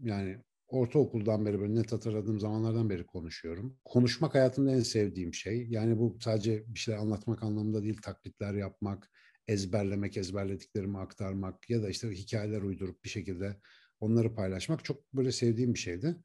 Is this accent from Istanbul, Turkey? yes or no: no; Ankara, Turkey; Ankara'nın Etlik işte Keçiören Etlik bandındaki semtine taşınmıştı bizimkiler. Onu artık hatırlıyorum ilkokula başladığım dönem. Orada büyüdüm.